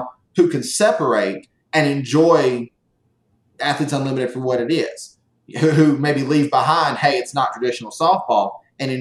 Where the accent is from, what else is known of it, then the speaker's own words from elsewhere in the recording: the South, United States; I'm a Southerner